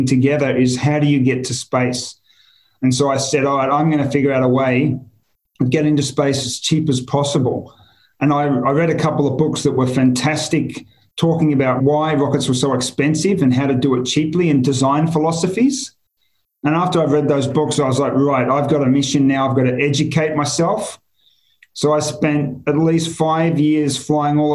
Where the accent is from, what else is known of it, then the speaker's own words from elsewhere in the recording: Australia; moved away as an adult; also born or lived in Singapore; I'm Australian, you know, I know Australia well.